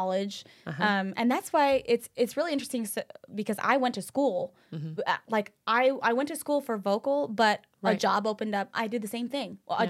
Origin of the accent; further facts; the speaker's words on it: Utah, United States; moved away; you know, I'm from Utah. We have a very different taste in music.